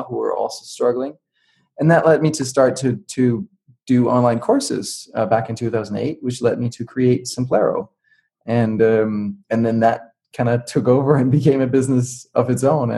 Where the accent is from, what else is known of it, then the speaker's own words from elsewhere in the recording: Denmark; I grew up in Denmark, and I grew up with computers and software